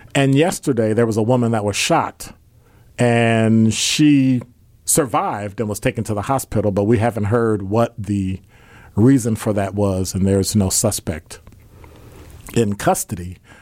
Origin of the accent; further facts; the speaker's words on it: Chicago, Illinois, United States; now in Milwaukee, United States; I'm from Chicago